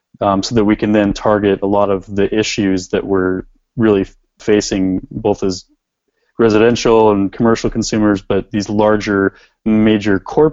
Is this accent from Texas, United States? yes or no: no; Washington, United States; I came from Washington State, where there's a lot of water up there, I mean, generally, but there's also decreasing snowpack and glacier depth throughout the Cascades.